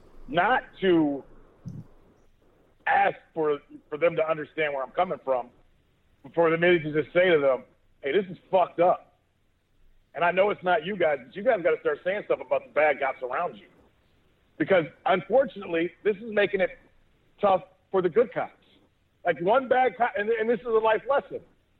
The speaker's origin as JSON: {"language": "English", "region": "Texas", "country": "United States", "said": "I'm Texan."}